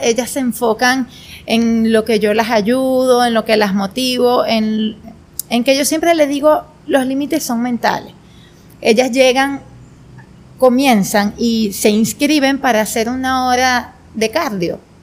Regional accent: Turén, Portuguesa, Venezuela; now in Guanare, Venezuela; yo nací en Turén, Estado portuguesa

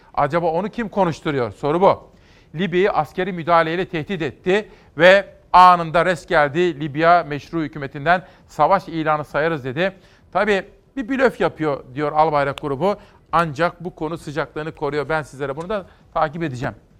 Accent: Turkey; moved away; benim memleketime bakalım. Benim memleketimde de Zafer Havalimanı yapıldı.

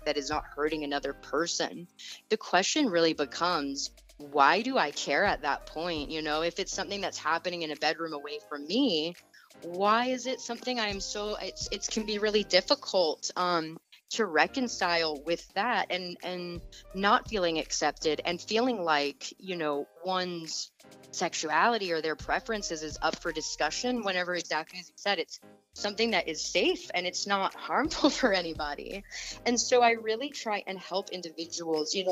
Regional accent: Atlanta, Georgia, United States; I was actually born and raised in Atlanta, Georgia

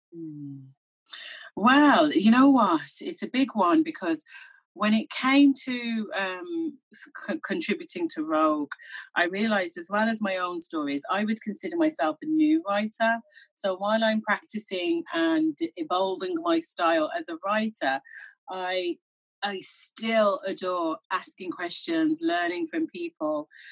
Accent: Birmingham, West Midlands, United Kingdom; moved away as an adult; now in Ireland; I grew up in Birmingham, so my parents are Jamaican

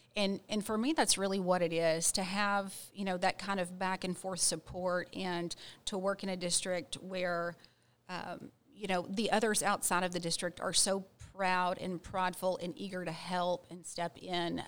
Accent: Ranger, Texas, United States; I grew up in Ranger, Texas.

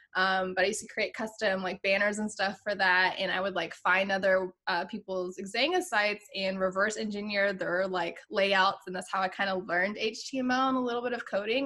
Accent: Virginia Beach, Virginia, United States; also born or lived in Pittsburgh / Boston / San Diego; now in Houston, United States; I'm actually originally from Virginia Beach, Virginia

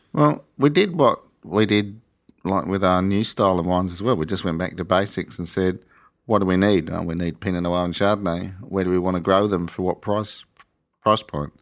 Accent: just outside of Adelaide, South Australia, Australia; also born or lived in East Coast of England; ended up in a satellite town just outside of Adelaide

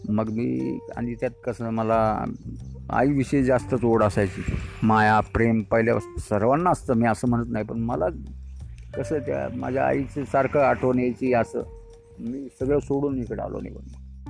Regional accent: Wai, Maharashtra, India; also born or lived in Mumbai; माझं गाव हे सातारा जिल्ह्यामध्ये आहे वाई तालुक्यात पूर्वी माझा जन्म झाला मुंबईमध्ये पण लहानपण मुंबईमध्ये गेलं शाळा मुंबईमध्ये थोडी गेली अर्धी गावी गेली

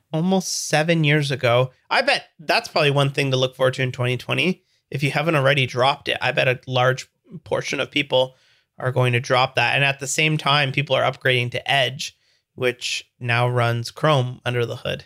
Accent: Canada; I'm Canadian

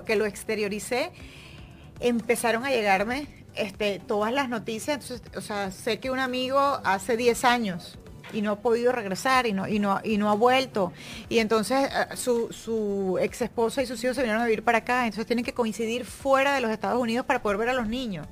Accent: Venezuela; moved away; yo siendo venezolana

